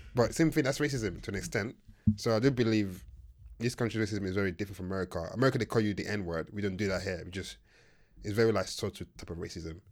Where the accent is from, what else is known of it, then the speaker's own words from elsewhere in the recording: Nigeria; I'm Nigerian.